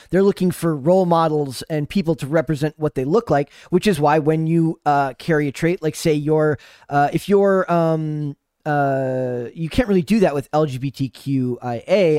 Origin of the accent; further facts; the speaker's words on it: Midwest, United States; I'm from the Midwest